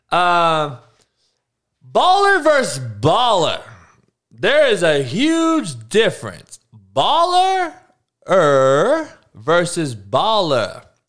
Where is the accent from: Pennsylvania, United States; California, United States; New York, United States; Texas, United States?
California, United States; I'm actually from California. I'm actually from this area